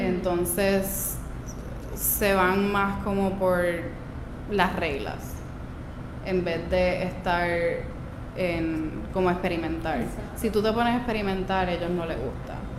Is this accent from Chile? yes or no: no; Aguadilla, Puerto Rico; also born or lived in Peru; yo soy de Aguadilla, yo crecí en Aguadilla, eh, yo nací en Perú